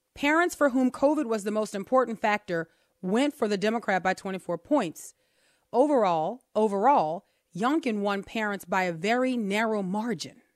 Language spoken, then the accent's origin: English; New Orleans, Louisiana, United States; we are from New Orleans and we have names like Chapatulas